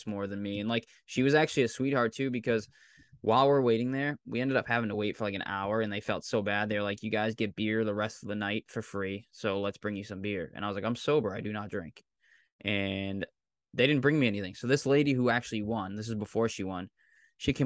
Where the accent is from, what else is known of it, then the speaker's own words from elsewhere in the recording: Pembroke, Massachusetts, United States; accent: Massachusetts; I'm from Massachusetts. He's like, what part? And I was like, South Shore, Pembroke